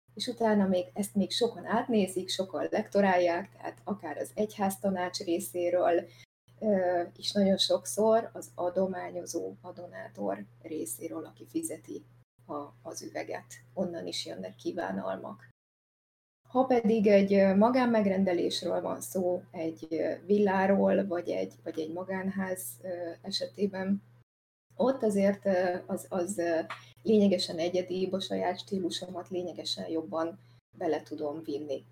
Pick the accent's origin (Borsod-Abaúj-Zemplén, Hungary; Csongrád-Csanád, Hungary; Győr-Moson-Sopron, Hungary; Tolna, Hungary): Borsod-Abaúj-Zemplén, Hungary; Szikszó; a szülővárosomban Szikszón